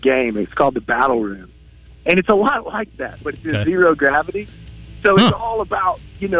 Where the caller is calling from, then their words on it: Colorado Springs, Colorado, United States; I'm calling from Mountain Time out here in Colorado Springs.